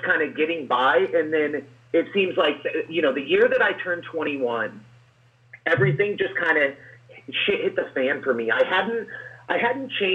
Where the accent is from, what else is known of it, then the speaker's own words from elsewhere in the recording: Springfield, Missouri, United States; also born or lived in California; am from Springfield, Missouri. I was born in California. We moved out here